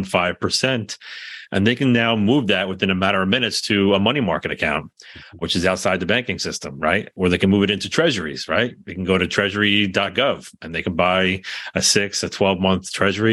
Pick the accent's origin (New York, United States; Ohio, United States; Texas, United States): New York, United States; being a New Yorker